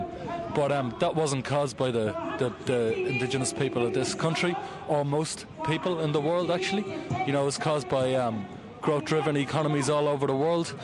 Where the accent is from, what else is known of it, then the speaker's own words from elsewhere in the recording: Dublin, Leinster, Ireland; I'm from Dublin, Ireland